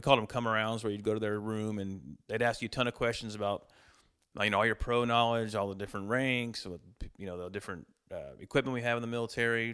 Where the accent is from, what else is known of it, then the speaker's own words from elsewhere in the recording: Montgomery, Texas, United States; moved away as an adult; also born or lived in Magnolia, Texas; moved my family back to Montgomery, where I grew up. So, we moved to Montgomery from Magnolia in nineteen eighty-one. I started second grade in Montgomery School District.